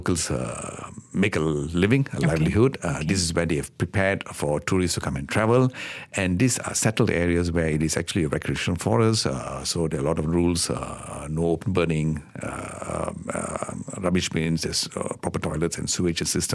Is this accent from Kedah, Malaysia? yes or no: yes; Kedah, Malaysia; born or raised there